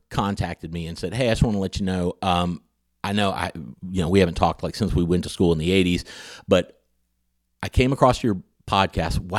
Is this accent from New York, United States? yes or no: no; Huntington, West Virginia, United States; It's a podcast about where I grew up in Huntington, West Virginia